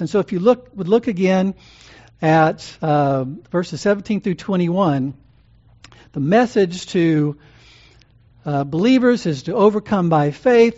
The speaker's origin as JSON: {"language": "English", "region": "Louisiana", "country": "United States", "tie": "born or raised there", "said": "Growing up in Louisiana"}